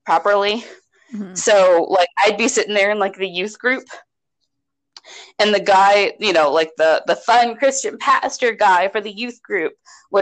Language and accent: English; United States; We're American.